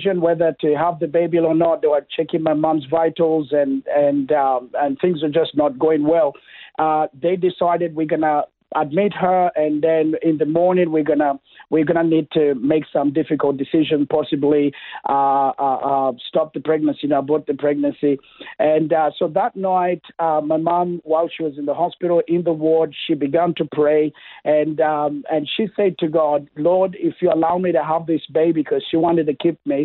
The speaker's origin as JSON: {"language": "English", "country": "Kenya", "tie": "born or raised there", "moved": "yes", "lives_now": "Toowoomba, Australia", "said": "I was born in Kenya. That's East Africa."}